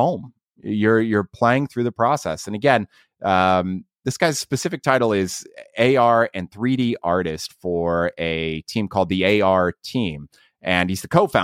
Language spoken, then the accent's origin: English; Ohio, United States; I'm from Ohio